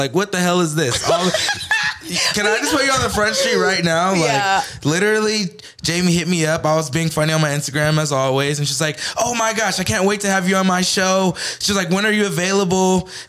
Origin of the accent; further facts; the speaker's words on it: Los Angeles, California, United States; I'm from Los Angeles, California.